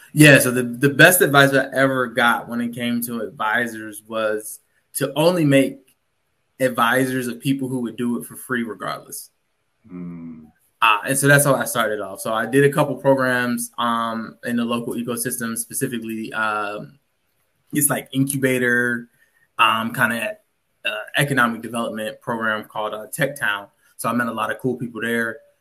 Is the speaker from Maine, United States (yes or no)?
no; Virginia, United States; moved away as an adult; also born or lived in Washington, D.C. / Detroit; born and raised in Virginia